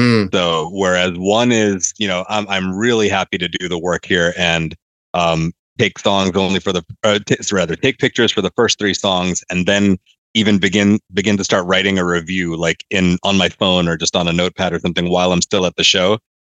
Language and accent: English; Laos; also born or lived in New York, United States / Malaysia; So I was born in New York. Started moving abroad when I was about 7 and then moved back when I was 14. So a lot of what I consider my growing up from 7 to 14 was in Laos and Malaysia.